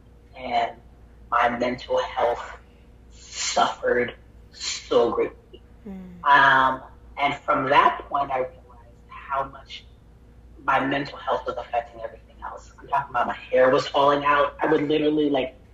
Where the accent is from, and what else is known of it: Miami, Florida, United States; born or raised there; now in Orlando, United States